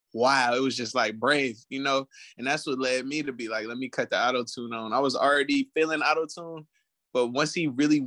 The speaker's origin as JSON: {"language": "English", "town": "Richmond", "region": "California", "country": "United States", "tie": "born or raised there", "also_born_or_lived": "San Pablo, California", "said": "I was born in San Pablo at Brookside Medical Hospital. So like in and around Richmond as a youth, I went to Pinoa Valley High School"}